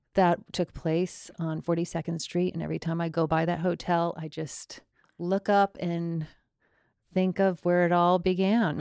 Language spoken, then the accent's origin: English; Longmeadow, Massachusetts, United States; I'm from Long Meadow, Massachusetts